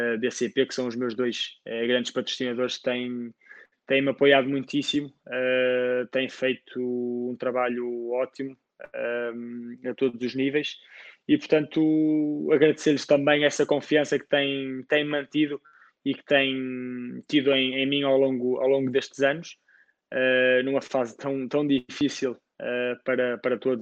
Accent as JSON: {"language": "Portuguese", "country": "Portugal", "said": "sendo português, tenho como objetivo tentar ajudar o ténis português"}